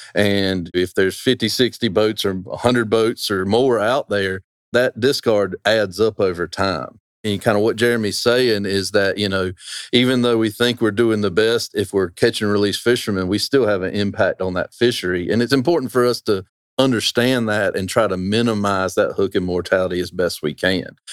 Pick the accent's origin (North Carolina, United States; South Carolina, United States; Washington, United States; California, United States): North Carolina, United States; Roanoke Rapids; I'm from Roanoke Rapids, right there, just down the road. I was walking distance from this river growing up